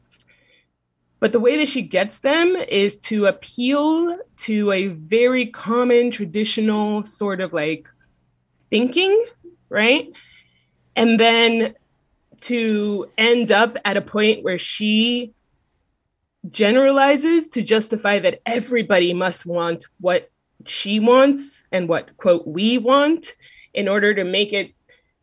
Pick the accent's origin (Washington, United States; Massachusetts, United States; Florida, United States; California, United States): Florida, United States; Miami; as a Southerner, sort of, myself, from Miami